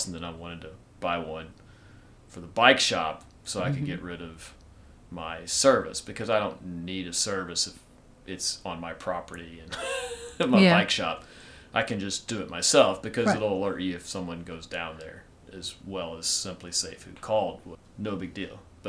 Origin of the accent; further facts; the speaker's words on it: Kentucky, United States; Being a good Kentucky boy